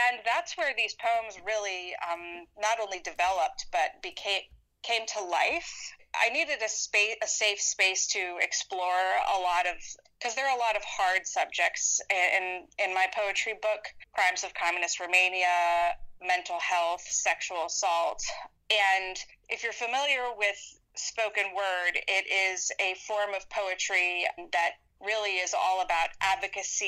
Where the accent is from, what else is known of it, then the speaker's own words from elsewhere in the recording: North Carolina, United States; first language English; also born or lived in Washington, D.C.; now in Denver, United States; I was growing up in North Carolina